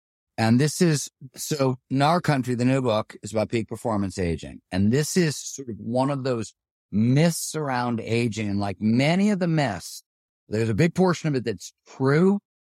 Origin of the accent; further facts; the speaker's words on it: Ohio, United States; Well, so the way we rode bikes, I grew up in Ohio, we were trying to do what, like BMX jumps and things like